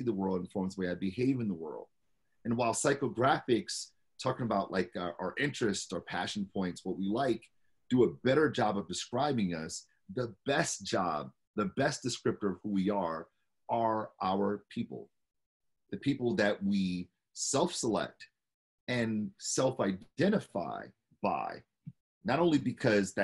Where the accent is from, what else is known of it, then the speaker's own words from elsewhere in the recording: Detroit, Michigan, United States; born and raised in Detroit